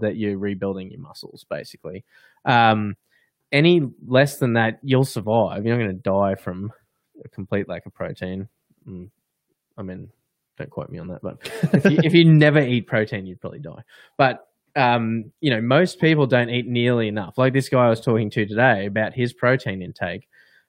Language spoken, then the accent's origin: English; Australia; we're from Australia